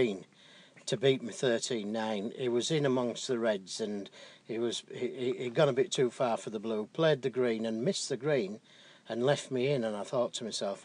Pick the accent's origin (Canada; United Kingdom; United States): United Kingdom; England; being an Englishman